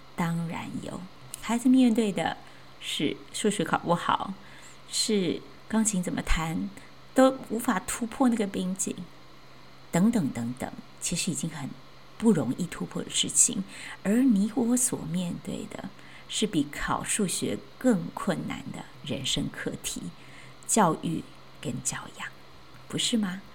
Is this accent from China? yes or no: no; Chiayi, Chiayi City, Taiwan; 我是在嘉义的乡下长大，当时，呃，虽然那，还算是嘉义市，但其实已经很偏僻